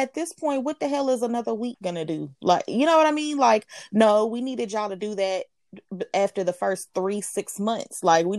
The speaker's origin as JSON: {"language": "English", "country": "United States"}